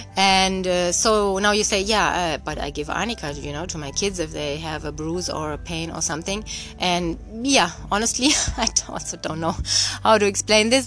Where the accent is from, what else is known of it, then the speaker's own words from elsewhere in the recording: Germany; moved away; I'm born and raised in Germany